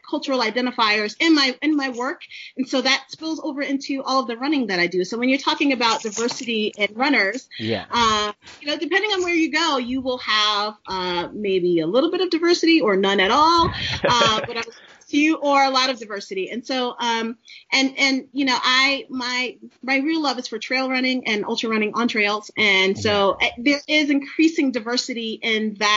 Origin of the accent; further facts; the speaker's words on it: New York City, New York, United States; moved away as an adult; also born or lived in Maryland; I'm a girl from the city. I'm from Brooklyn, New York